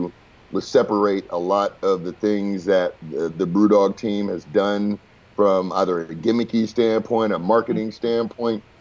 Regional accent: Inglewood, California, United States; I was born in Inglewood

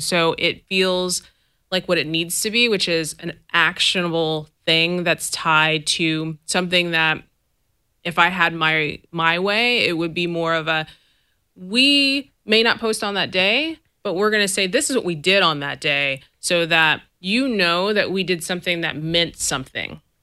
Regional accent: the Bay Area, California, United States; I'm from here. I'm from the Bay. You know, like I'm from this area. I am proud of being from this area.

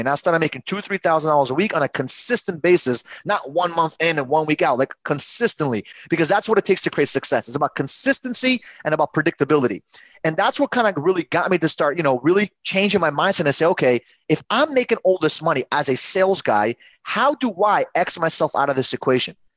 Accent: New York City, New York, United States; also born or lived in Uzbekistan; my parents came to New York City, and we grew up in Queens.

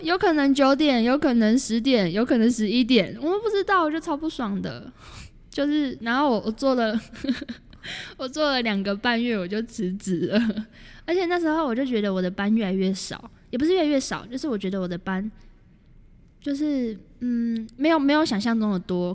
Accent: Taoyuan, Taiwan; 我是桃园人，然后桃园就很无聊啊

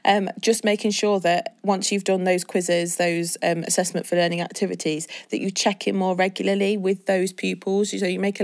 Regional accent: England, United Kingdom; Why do people feel awkward to say that we're British, because this is where we're from England?

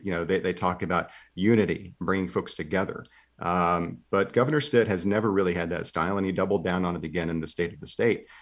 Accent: Seminole, Oklahoma, United States; my hometown of Seminole

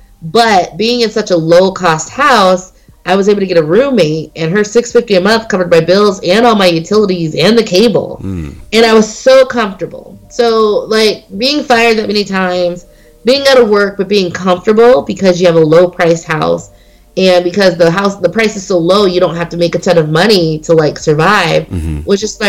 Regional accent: Las Vegas, Nevada, United States; I didn't know these houses existed in this price range because I came from Las Vegas, the West Coast.

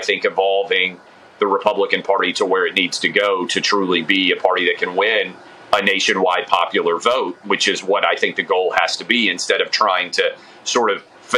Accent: the South, United States; I grew up in the South

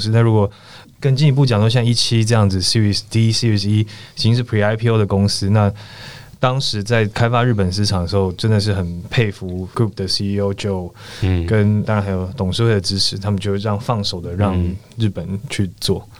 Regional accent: Taiwan; 我是台湾人，我要先把 home market 做起来。

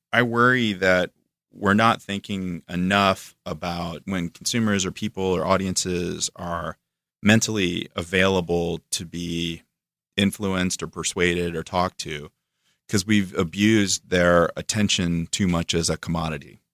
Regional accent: Florida, United States; moved away as an adult; also born or lived in Atlanta / New York; I'm from Florida, so I come from the swamp and then Atlanta was a step up from that, and then New York was a step up from

